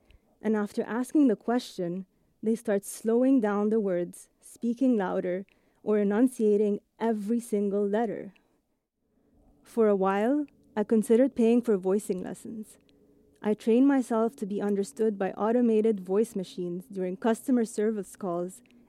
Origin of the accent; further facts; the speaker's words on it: Cairo, Cairo Governorate, Egypt; first language English; I grew up in Cairo, Egypt. My mom is Italian. My dad is Egyptian. I went to international schools my entire life. English was actually my first language, and I consider myself a native English speaker.